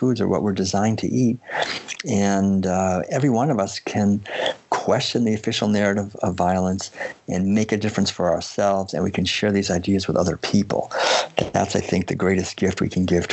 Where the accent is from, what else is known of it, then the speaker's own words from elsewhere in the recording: Concord, Massachusetts, United States; also born or lived in Maine; I had been born and raised in Concord, Massachusetts